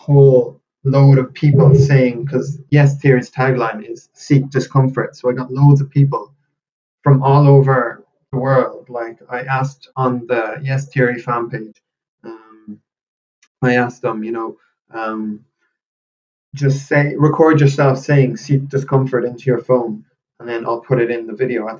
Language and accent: English; Galway, Connacht, Ireland; where I'm from in Galway